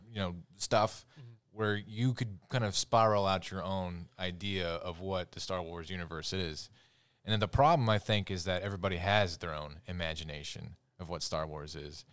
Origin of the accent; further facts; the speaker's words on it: United States; We love being American